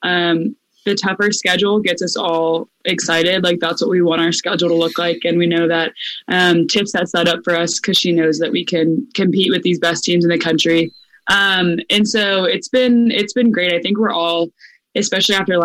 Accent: Tampa, Florida, United States; I'm from Tampa

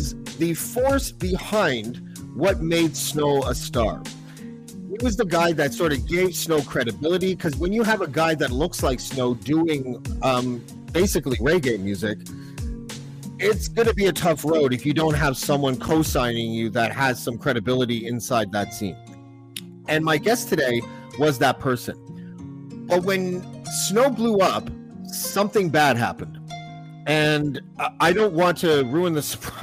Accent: Whitby, Ontario, Canada; he grew up in the same area that I grew up in, Durham region. I was from Whitby

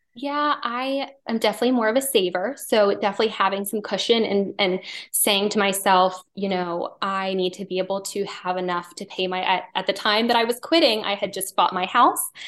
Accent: outside of Philadelphia, Pennsylvania, United States; moved away as an adult; now in Wilmington, United States; I grew up outside of Philadelphia

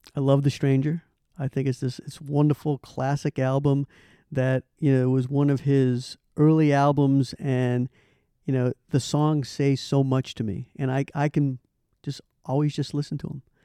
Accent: Boston, Massachusetts, United States; moved away as an adult; I'm a originally from Boston. Big, grew up with the Celtics

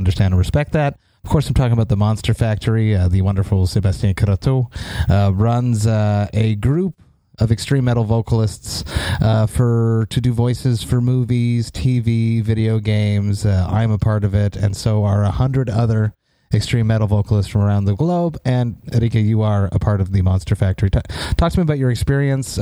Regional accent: Montreal, Quebec, Canada; we're from Montreal and we have both English and French here

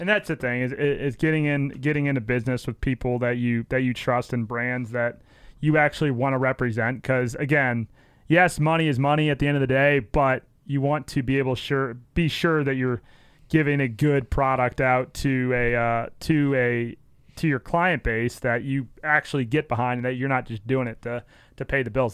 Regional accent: St. Louis, Missouri, United States; born or raised there

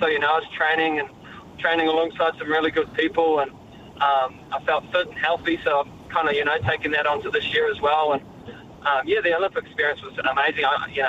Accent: Raglan, Waikato, New Zealand; Growing up in Raglan, I obviously go left quite often

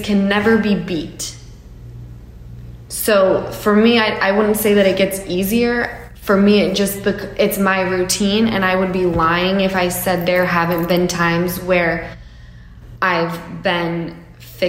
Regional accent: Utah, United States; I come from Utah

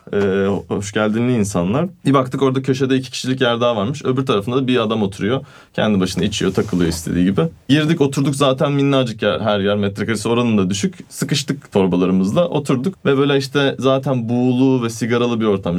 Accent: Turkey; first language Turkish; also born or lived in Italy; Türk'üm dedim.

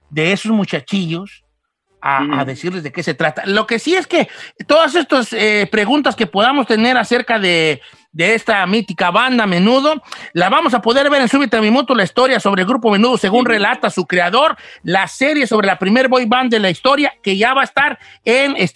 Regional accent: Guadalajara, Jalisco, Mexico; Es que yo soy de Guadalajara y ya decimos

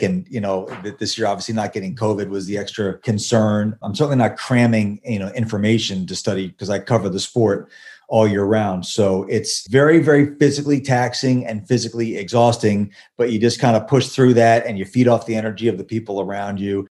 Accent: Washington, District of Columbia, United States; I was all about the Redskins, like every other kid of that era growing up in Washington

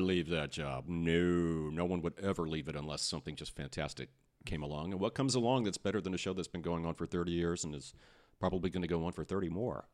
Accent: Austin, Texas, United States; also born or lived in San Antonio, Texas; I was born in San Antonio, raised in Austin.

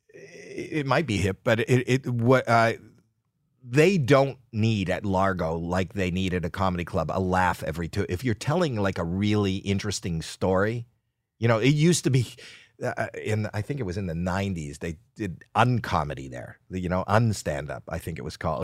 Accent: Toronto, Ontario, Canada; moved away as an adult; now in United States; spent my first twenty-three years in Canada

